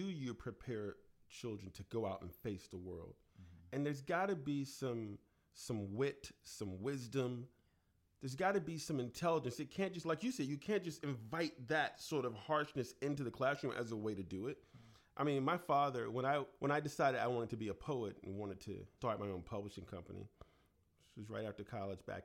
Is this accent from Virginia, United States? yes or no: yes; Chesapeake, Virginia, United States; growing up in Chesapeake, Virginia, and my grandmother saying, get your own switch.